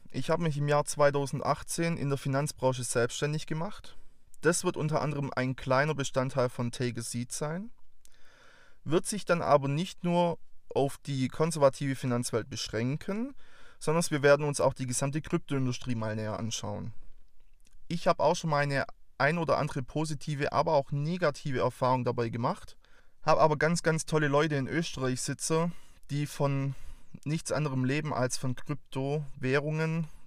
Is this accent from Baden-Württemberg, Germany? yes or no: yes; Baden-Württemberg, Germany; accent: Swabian; Ich bin 24 Jahre alt, komme aus der Nähe von Stuttgart. Für alle, die jetzt meinen wunderbaren Dialekt noch nicht zuordnen konnten. Ich will euch nicht versprechen, dass das Schwäbische bei mir nicht durchkommt.